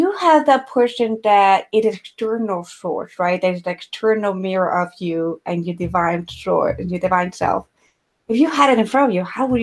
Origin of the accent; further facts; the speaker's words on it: Ecuador; I grew up in Ecuador